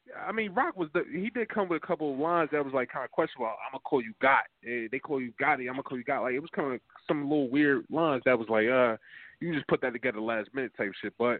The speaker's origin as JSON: {"language": "English", "town": "Milton", "region": "New Jersey", "country": "United States", "said": "Yo, I'm a Jersey. I'm from Milton, New Jersey, man."}